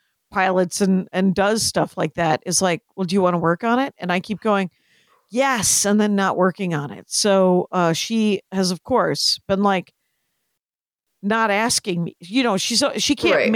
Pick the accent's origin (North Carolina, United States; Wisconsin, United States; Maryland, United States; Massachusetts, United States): Wisconsin, United States; In Wisconsin.